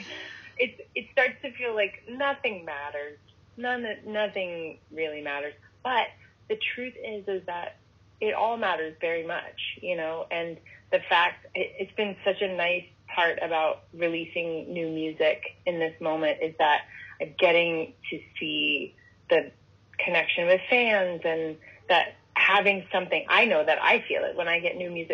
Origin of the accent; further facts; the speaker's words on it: California, United States; that's my home state